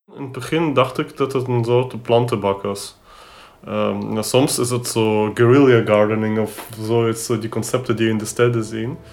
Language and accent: Dutch; Ukraine; moved away; Ik ben opgegroeid in de Oekraïne op het platteland